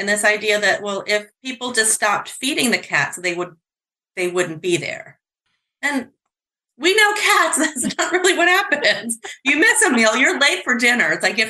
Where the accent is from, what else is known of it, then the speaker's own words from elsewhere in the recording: New York, United States; I'm from New York State